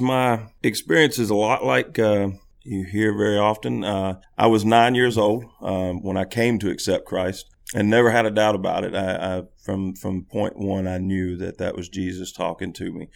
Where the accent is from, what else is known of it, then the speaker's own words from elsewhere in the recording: Haywood County, Tennessee, United States; moved away as an adult; now in Jackson, United States; I'm originally from Haywood County.